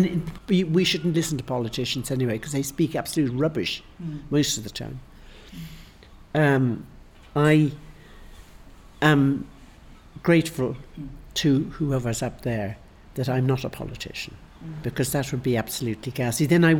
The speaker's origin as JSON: {"language": "English", "country": "Ireland", "said": "Well, it does to me, because I'm Irish."}